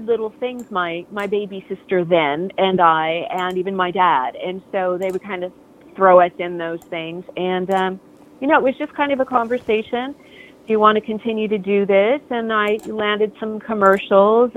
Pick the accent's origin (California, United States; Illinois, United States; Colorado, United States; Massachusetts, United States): California, United States; Los Angeles; also born or lived in Glendale; pretty much just all over Southern California. I was born in Glendale. We lived in Canoga Park and Van Nuys and Sherman Oaks. We just pretty much the San Fernando Valley until I was older